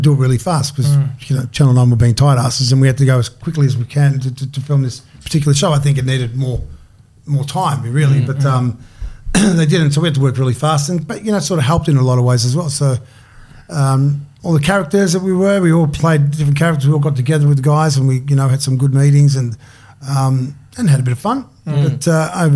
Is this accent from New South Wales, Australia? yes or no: no; Melbourne, Victoria, Australia; I grew up in North Carlton